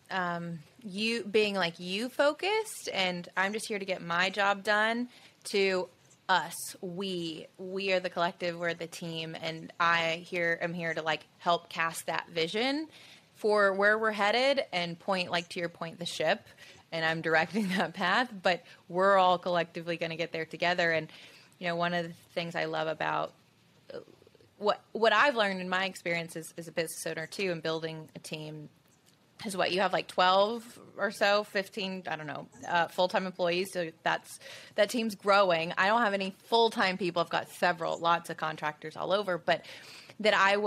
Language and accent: English; Tuscaloosa, Alabama, United States; where I grew up in Tuscaloosa